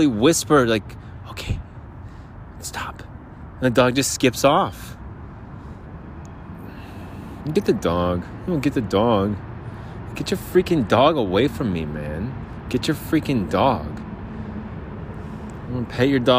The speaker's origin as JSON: {"language": "English", "region": "New Jersey", "country": "United States", "moved": "yes", "lives_now": "Arizona, United States", "said": "We're from New Jersey."}